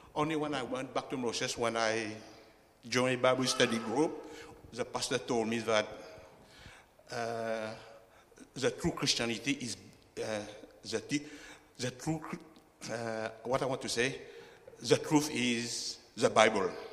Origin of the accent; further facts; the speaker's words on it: Mauritius; moved away as an adult; also born or lived in United Kingdom; now in Australia; I was born in Mauritius, I am the first generation Chinese in Mauritius